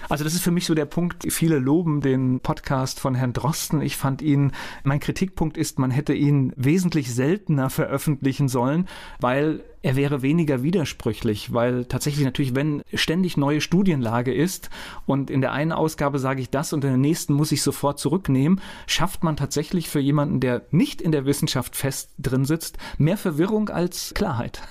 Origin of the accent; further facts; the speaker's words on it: Lennebergwald area, Rhineland-Palatinate, Germany; den Lennebergwald, ich kenne den, ich bin in der, in der Gegend aufgewachsen